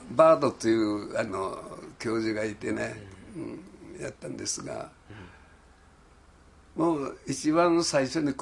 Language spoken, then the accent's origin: Japanese; Okinawa, Japan; 沖縄から来たと言いましたうん、沖縄、はい、はい、沖縄から来た